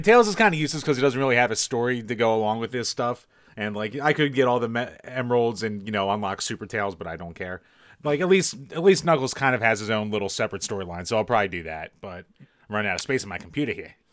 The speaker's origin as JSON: {"language": "English", "region": "Pennsylvania", "country": "United States"}